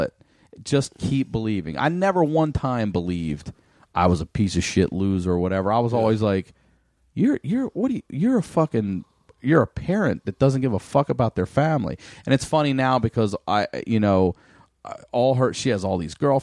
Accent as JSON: {"language": "English", "town": "Baltimore", "region": "Maryland", "country": "United States", "tie": "born or raised there", "said": "growing up in Baltimore"}